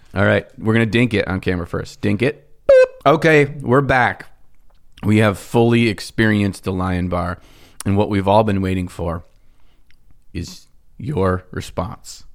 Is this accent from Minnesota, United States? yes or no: yes; Minnesota, United States; we're from Minnesota